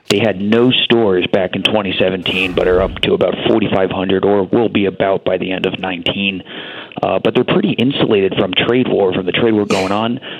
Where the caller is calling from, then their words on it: New York City, New York, United States; I'm calling here from the Big Broken Apple.